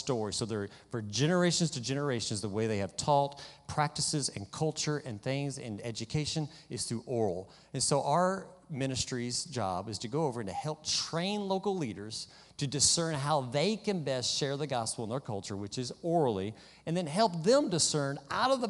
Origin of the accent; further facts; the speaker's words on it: West Kentucky, United States; moved away; also born or lived in Kenya; I grew up back in the South and West Kentucky